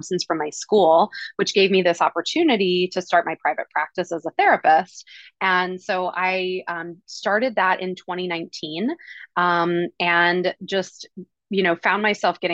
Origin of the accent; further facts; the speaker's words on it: East Coast, United States; moved away as an adult; also born or lived in Hawaii; now in Oahu, United States; I am originally from the East Coast. I moved out to Hawaii when I was 23